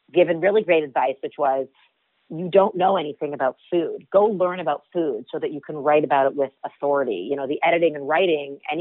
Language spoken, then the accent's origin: English; Toronto, Ontario, Canada; I grew up in Toronto, Canada, and my mom ran a cooking school out of our home when I was a child